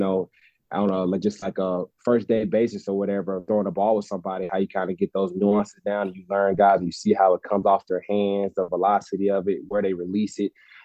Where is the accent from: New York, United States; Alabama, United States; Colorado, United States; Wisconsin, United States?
Alabama, United States; Gaston; moved away as an adult; also born or lived in Berkeley, California; my hometown of Gaston